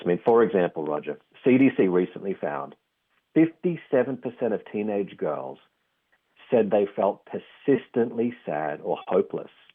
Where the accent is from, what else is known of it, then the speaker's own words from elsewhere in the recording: Australia; accent: Australian; tell from the accent. I'm from Australia.